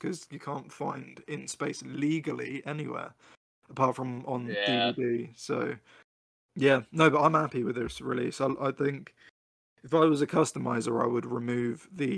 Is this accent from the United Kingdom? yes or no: yes; United Kingdom; me being a Brit